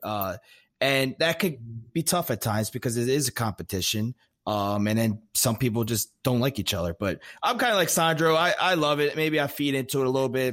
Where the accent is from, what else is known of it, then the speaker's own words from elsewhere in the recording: Maryland, United States; I grew up like right on the Maryland Delaware PA